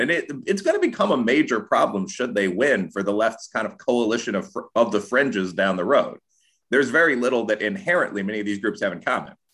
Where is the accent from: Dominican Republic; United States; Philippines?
United States; Chicago, Illinois; also born or lived in Aurora, Illinois; now in Louisville, United States; I actually grew up in the hood. I was born on the south side of Chicago. I moved to the east side of nearby Aurora